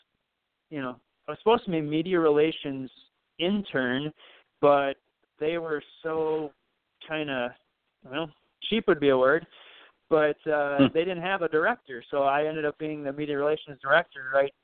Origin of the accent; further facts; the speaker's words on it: Belle Plaine, Minnesota, United States; moved away as an adult; now in Jordan, United States; I'm from Belle Plaine. Belle Plaine is where my heart is and will always be. But I've lived in Jordan for 14 years